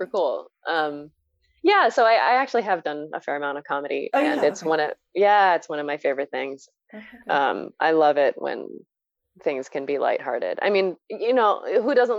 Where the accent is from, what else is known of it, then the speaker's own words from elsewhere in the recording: San Gabriel Valley, California, United States; moved away as an adult; also born or lived in Rhode Island / New York / Hawaii; growing up in the San Gabriel Valley